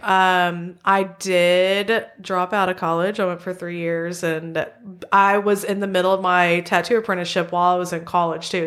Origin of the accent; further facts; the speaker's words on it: central Arkansas, United States; I grew up in Arkansas. I've always lived in central Arkansas.